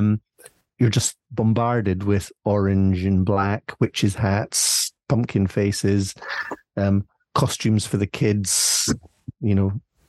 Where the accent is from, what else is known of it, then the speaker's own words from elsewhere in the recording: Scotland, United Kingdom; we in Scotland